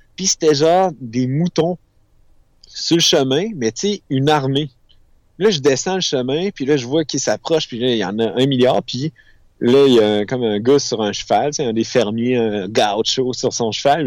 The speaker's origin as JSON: {"language": "French", "region": "Quebec", "country": "Canada", "said": "je suis du Québec"}